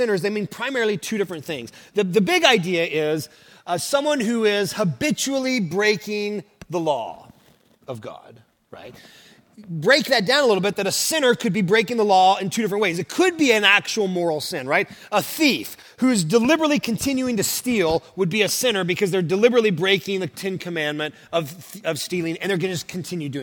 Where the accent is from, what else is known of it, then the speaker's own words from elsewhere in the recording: Oklahoma, United States; also born or lived in Kentucky; now in Southern California, United States; So I'm from Oklahoma, and my wife is as well